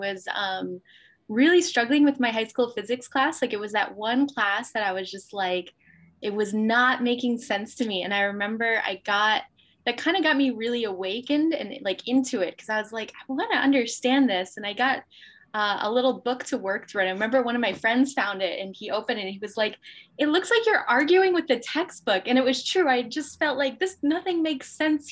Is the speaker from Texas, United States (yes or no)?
no; Albany, New York, United States; I'm from Albany, New York, and I got a tennis scholarship to play at a university in upstate New York